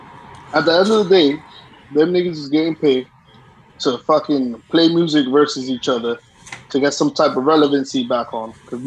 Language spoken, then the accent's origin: English; New York City, New York, United States; moved away; We came from Brooklyn.